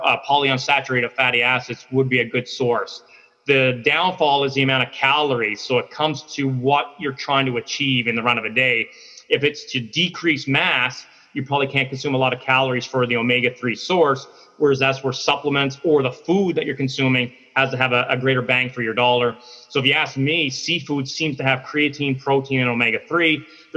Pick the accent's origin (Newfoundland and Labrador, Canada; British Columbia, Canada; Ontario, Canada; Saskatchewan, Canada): Newfoundland and Labrador, Canada; moved away; I'm originally from Newfoundland on the East Coast